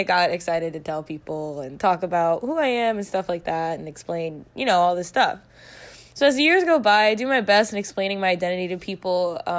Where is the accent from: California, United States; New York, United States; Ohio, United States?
Ohio, United States; Cincinnati; I'm from Cincinnati, Ohio. I just graduated from UC, University of Cincinnati, just this past April, May.